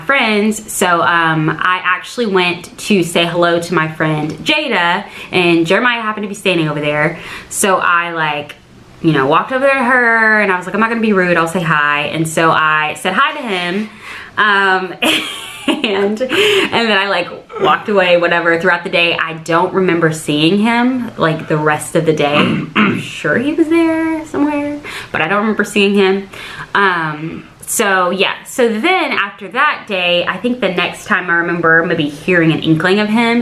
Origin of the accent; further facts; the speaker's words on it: Southwest Arkansas, United States; now in Tulsa, United States; I'm originally from Arkansas, Southwest Arkansas, actually.